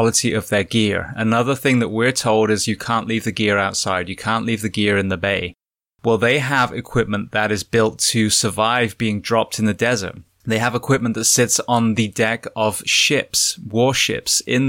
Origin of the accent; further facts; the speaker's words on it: United Kingdom; moved away; where I was born in the UK